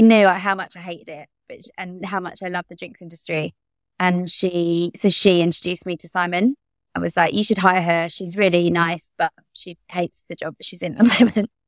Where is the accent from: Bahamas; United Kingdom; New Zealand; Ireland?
United Kingdom; London; I grew up in Bromley, which is in South East London.